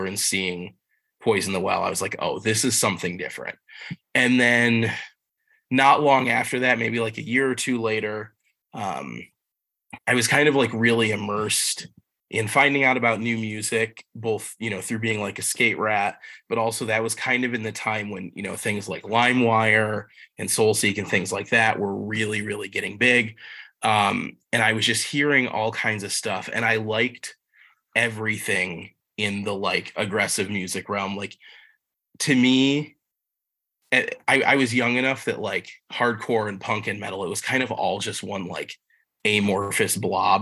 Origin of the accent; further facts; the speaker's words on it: Wellsville, New York, United States; now in Buffalo, United States; I grew up in the Southern Tier, a little town called Wellsville, which is kind of middle of nowhere town, not far from Olean